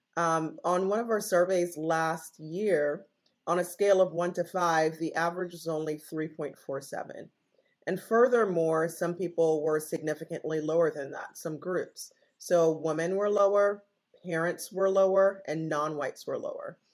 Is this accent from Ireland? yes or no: no; Jamaica; moved away as an adult; now in United States; I am originally Jamaican, born and raised and I came to the United States for college in 1996.